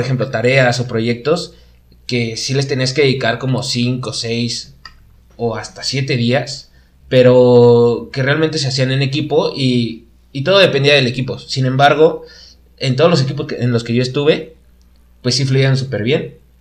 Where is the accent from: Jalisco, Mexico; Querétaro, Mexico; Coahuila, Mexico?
Querétaro, Mexico; tuve la fortuna de, todavía estar en, mi ciudad natal. Aquí estudié, en Querétaro